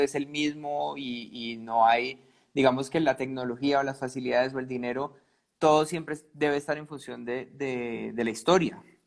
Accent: Cali, Valle del Cauca, Colombia; yo soy de Cali

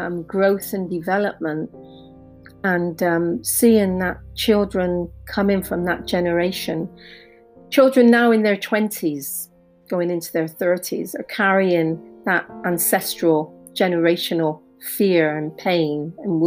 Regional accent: Bristol, South West England, United Kingdom; growing up in Bristol, in the UK in the 80s

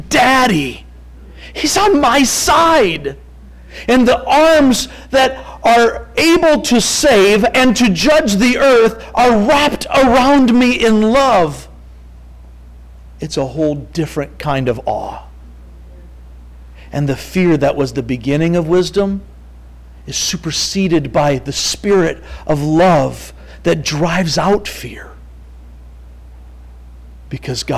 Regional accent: Three Oaks, Michigan, United States; I'm from Three Oaks. We got the Galeen River

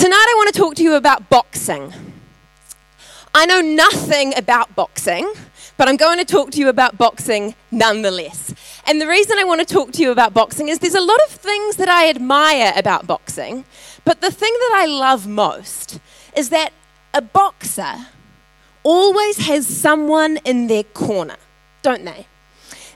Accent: Tauranga, Bay of Plenty, New Zealand; my ancestors hail from Italy in Holland, that I grew up in Tauranga

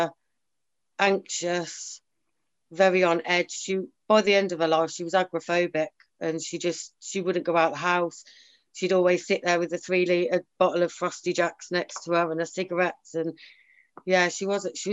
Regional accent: Sutton Coldfield, West Midlands, United Kingdom; I was brought up in Sutton Coldfield with nice mum and dad

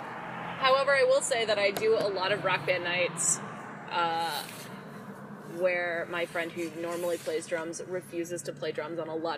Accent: Prescott Valley, Arizona, United States; I am from Prescott Valley. Prescott Valley.

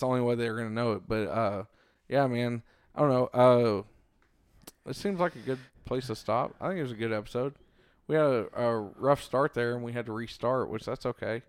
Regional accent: Cleburne, Texas, United States; they had a branch here in my hometown of Cleburne

